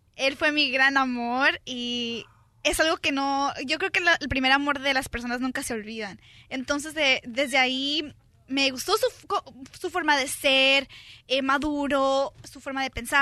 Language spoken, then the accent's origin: Spanish; Sinaloa, Mexico; como de Sinaloa como de donde soy yo